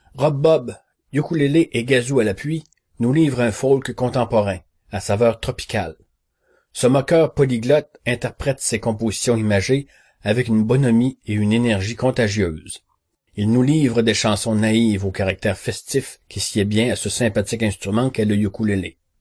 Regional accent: Quebec, Canada; accent: Québécois; Vous reconnaîtrez probablement à mon accent. Oui, oui, je suis québécois

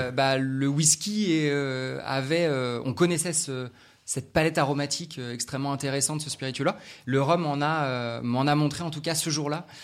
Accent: Saint-Malo, Brittany, France; moved away; retour euh, dans ma terre natale à Saint-Malo

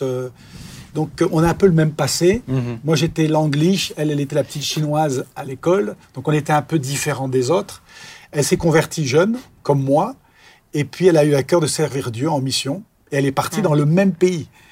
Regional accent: Clermont-Ferrand, Auvergne-Rhône-Alpes, France; moved away as an adult; also born or lived in Cambodia; now in Soultzeren/Sosheim, France; je suis né en Auvergne

